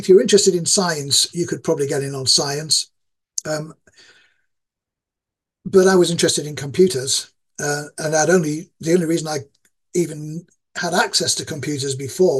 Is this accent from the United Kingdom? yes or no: yes; Yorkshire and the Humber, United Kingdom; accent: East Yorkshire; My accent is that of East Yorkshire, which is a poor part of the UK.